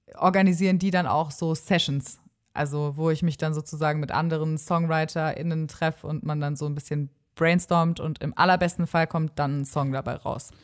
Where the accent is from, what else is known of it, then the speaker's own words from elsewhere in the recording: Stuttgart, Baden-Württemberg, Germany; now in Osnabrück, Germany; ganz ursprünglich komme ich aus Stuttgart.